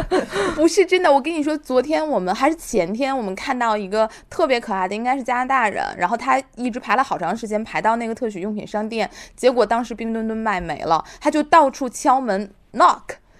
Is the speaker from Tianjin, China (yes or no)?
yes; Tianjin, China; accent: Tianjin dialect; 用我们天津话说